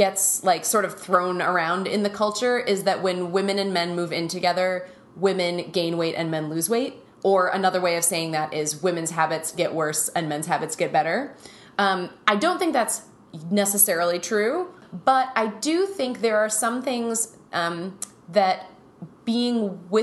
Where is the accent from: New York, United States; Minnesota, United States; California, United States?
Minnesota, United States; we grew up in Minnesota in the 80s and 90s